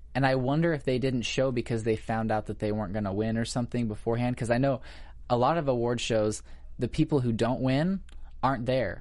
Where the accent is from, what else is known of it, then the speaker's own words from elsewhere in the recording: Missouri, United States; moved away as an adult; now in Los Angeles, United States; I'm actually from Missouri